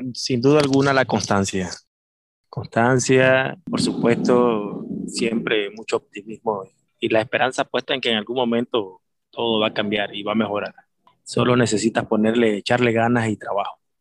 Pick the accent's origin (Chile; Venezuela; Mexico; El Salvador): Venezuela; Maracaibo, Zulia; also born or lived in Nicaragua; now in Granada, Nicaragua; soy de Venezuela, Maracaibo específicamente, Estado Zulia. Tengo ya varios años por acá, por Nicaragua